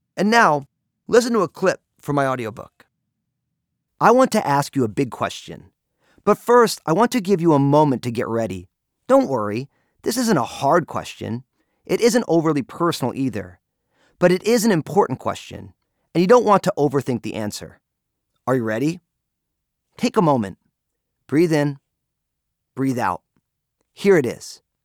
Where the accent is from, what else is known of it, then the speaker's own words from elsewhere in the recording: New Jersey, United States; moved away; I'm from New Jersey and they say things a certain way there